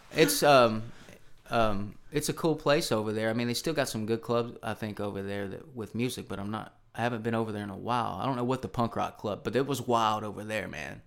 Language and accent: English; Charlotte, Tennessee, United States; also born or lived in Nashville, Tennessee; the town I grew up in is called Charlotte, Tennessee.